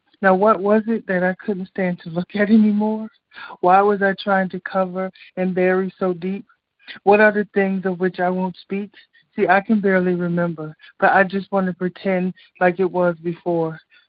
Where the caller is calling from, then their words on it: Chicago, Illinois, United States; Hey, it's … from Chicago.